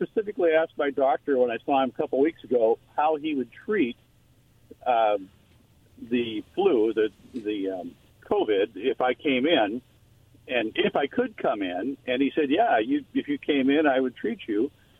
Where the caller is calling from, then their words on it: Kennewick, Washington, United States; I'm calling from Kennewick.